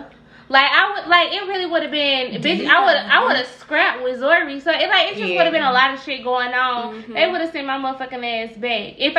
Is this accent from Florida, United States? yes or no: no; St. Louis, Missouri, United States; also born or lived in Carbondale, Illinois; I've been in St. Louis since I was two. So like, I'm from St. Louis